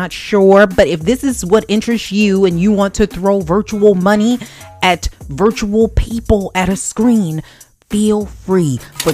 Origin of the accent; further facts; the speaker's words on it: Baltimore, Maryland, United States; I'm from Baltimore. You know, if you can't tell by my accent